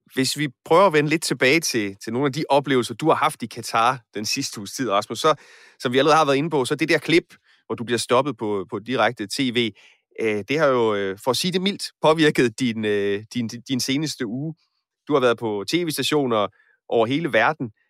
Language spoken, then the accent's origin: Danish; Aarhus, Central Denmark Region, Denmark; Nu er jeg selv fra Aarhus